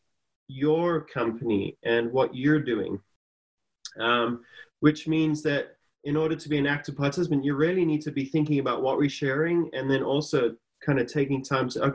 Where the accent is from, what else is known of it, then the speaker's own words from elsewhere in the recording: South Africa; moved away; I'm from a different country. I'm originally from South Africa, been here for a while now